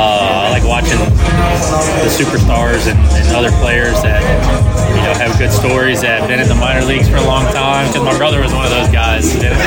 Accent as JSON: {"language": "English", "town": "Baton Rouge", "region": "Louisiana", "country": "United States", "said": "Yeah, I'm from Baton Rouge in Louisiana."}